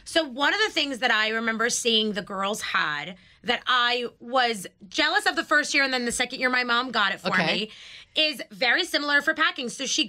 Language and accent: English; New York City, New York, United States; I grew up in Queens, so they didn't have, like, Walmarts near me